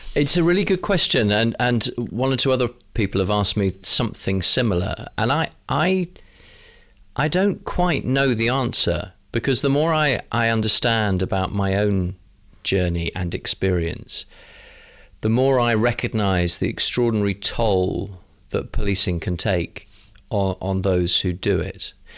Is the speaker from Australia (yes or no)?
no; London, United Kingdom; as a Londoner